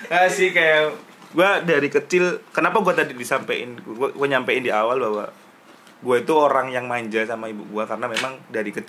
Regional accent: Lampung, Indonesia; Ya, gue dari Lampung.

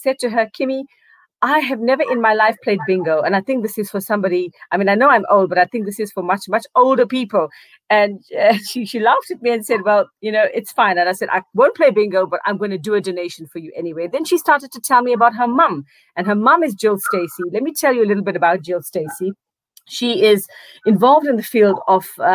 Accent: South Africa; I am South African, was born to tell South Africa's stories

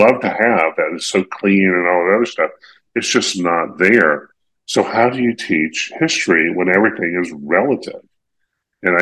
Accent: Eastern North Carolina, United States; I grew up in Eastern North Carolina

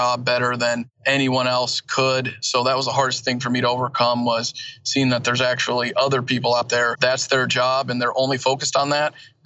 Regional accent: Elkhart, Indiana, United States; also born or lived in Kalamazoo, Michigan; I was born and raised in Kalamazoo, Michigan, moved to northern Indiana, where I'm at right now, Elkhart, St. Joseph County area by South Bend. When I was younger, about 10 years old, so grew up there

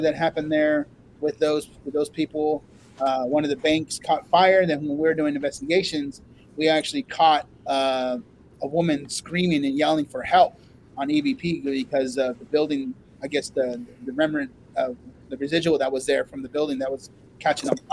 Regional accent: Oregon, United States; now in Texas, United States; I'm from Oregon.

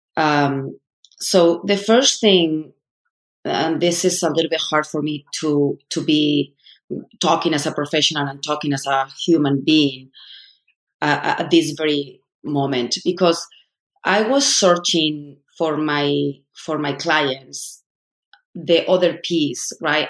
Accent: Madrid, Community of Madrid, Spain; moved away as an adult; now in United States; I'm from Spain, I'm from Madrid, I was part of the elite

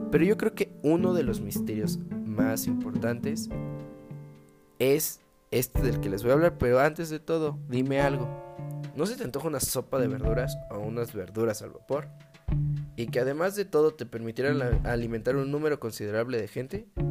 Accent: Guanajuato, Mexico; la tierra donde yo nací

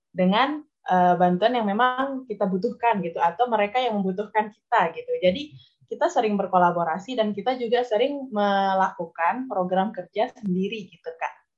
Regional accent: Aikmel, West Nusa Tenggara, Indonesia; moved away as an adult; now in Mataram, Indonesia; saya ini berasal dari Lombok Timur, Aikmal khususnya

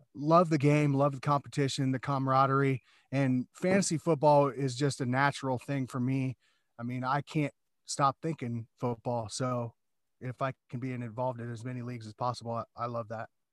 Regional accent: Des Moines, Iowa, United States; I grew up in Iowa

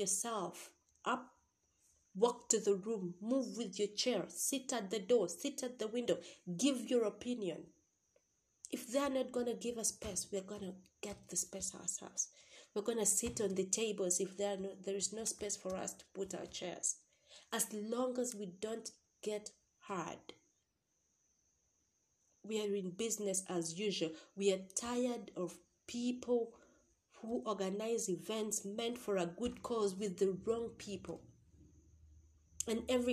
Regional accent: Uganda; I'm from Uganda

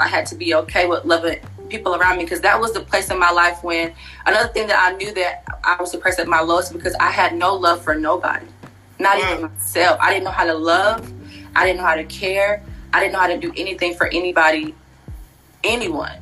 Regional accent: Wilson, North Carolina, United States; moved away as an adult; also born or lived in Fayetteville, North Carolina / Pembroke, North Carolina; now in Charlotte, United States; I am originally from Wilson, North Carolina

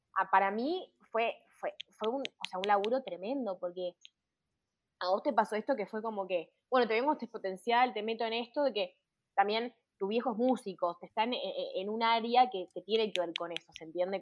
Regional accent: Uruguay; moved away as an adult; now in Pamplona, Spain; soy la única uruguaya

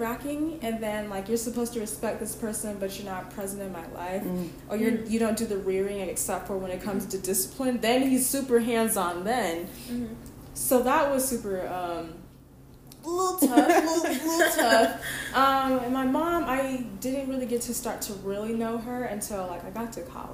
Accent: Utah, United States; I'm from Utah, and it's just very different just being in a predominantly white area

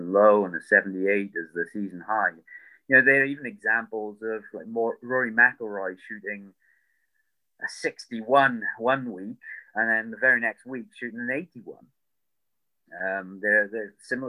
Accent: United Kingdom; I'm British

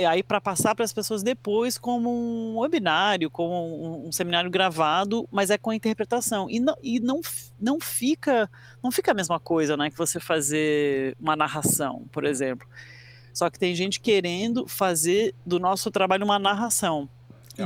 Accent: Brazil; also born or lived in United States; eu fui criada no Brasil, mas eu sou americano, nasci nos Estados Unidos e vim para o Brasil quando era criança.

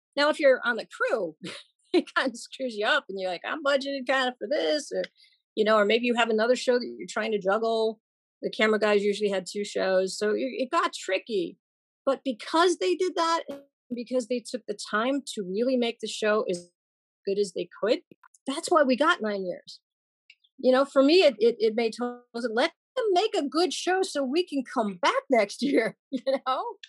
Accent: Chicago, Illinois, United States; I grew up in Chicago, born and raised

